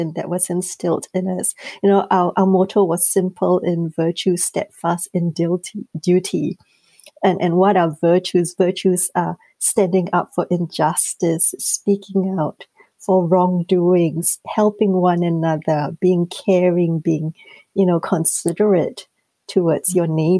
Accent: Singapore; moved away as an adult; I grew up in Singapore, and being, you know, from an Asian descent

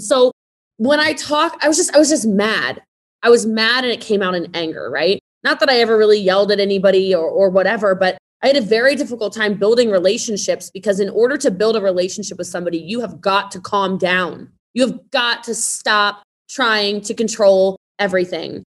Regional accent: Middletown, Maryland, United States; moved away; I'm from Maryland originally, so I'm from um, I'm from Frederick County. I'm from Middletown, so way out in the country

